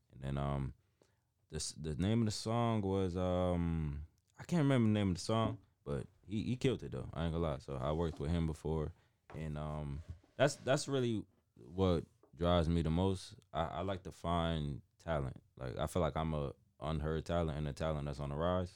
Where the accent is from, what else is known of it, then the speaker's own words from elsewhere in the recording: New Haven, Connecticut, United States; originally I'm from New Haven, Connecticut